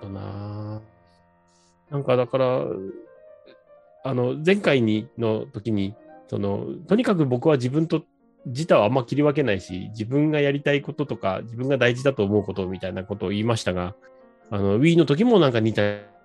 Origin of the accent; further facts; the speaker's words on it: Hachinohe, Aomori, Japan; moved away; 八戸を離れて進学してるんですよ